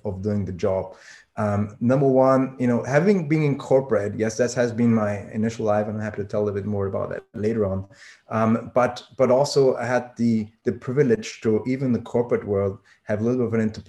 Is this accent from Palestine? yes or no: no; Vienna, Austria; moved away as an adult; also born or lived in Switzerland / Germany; I'm born and raised in Austria, so Vienna, Austria